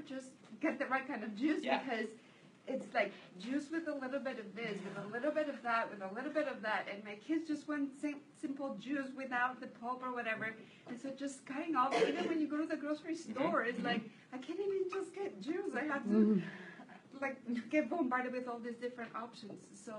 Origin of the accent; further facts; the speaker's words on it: Mexico; I am from Mexico, like Alma